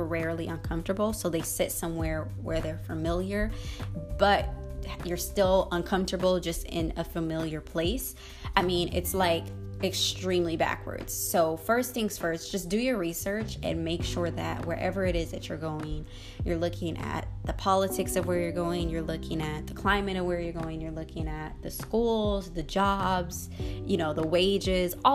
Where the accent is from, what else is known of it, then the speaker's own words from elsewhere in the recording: Denver, Colorado, United States; moved away as an adult; now in Florida, United States; I was born in Denver, Colorado, and I lived there for 19 years